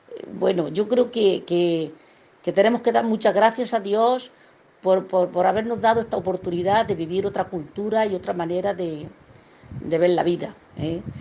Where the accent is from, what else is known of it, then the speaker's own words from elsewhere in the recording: a village in Almería, Andalusia, Spain; moved away as an adult; now in Santa Cruz, Bolivia; Me crié en el campo prácticamente. Soy de un pueblo de Almería llamado Sierro